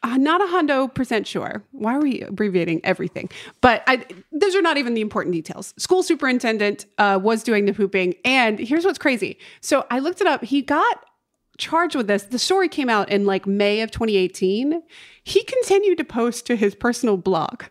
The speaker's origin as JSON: {"language": "English", "town": "Winston-Salem", "region": "North Carolina", "country": "United States", "tie": "born or raised there", "moved": "yes", "said": "the gas station in my hometown makes the best fried chicken"}